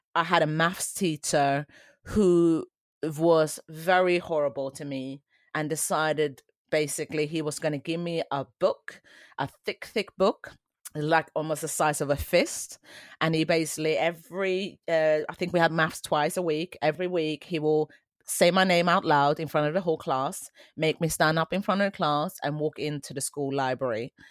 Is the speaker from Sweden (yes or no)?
yes; Sweden; moved away; also born or lived in Colombia; I grew up in Sweden in the eighties.